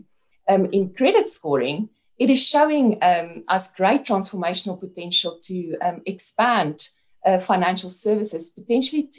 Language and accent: English; South Africa; as a young girl growing up in South Africa